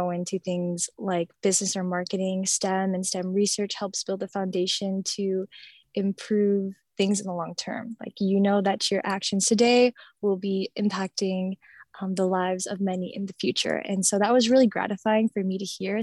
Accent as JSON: {"language": "English", "region": "Minnesota", "country": "United States", "said": "I'm from Minnesota"}